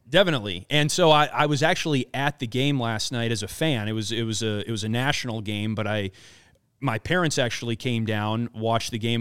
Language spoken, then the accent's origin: English; Wisconsin, United States; now in Chicago, United States; I grew up in Wisconsin, grew up a, uh, a big Milwaukee Brewers fan